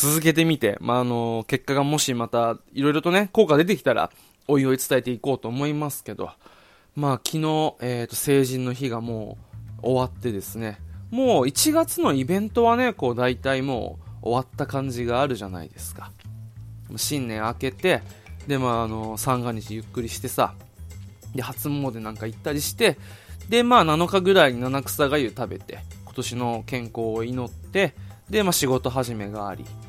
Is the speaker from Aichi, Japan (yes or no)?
no; Okinawa, Japan; 地元の沖縄県にある唯一の国公立